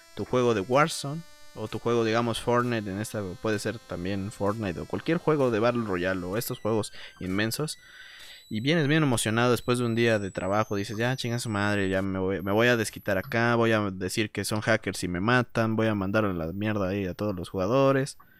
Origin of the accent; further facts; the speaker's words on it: Mexico; Mi pueblo mexicano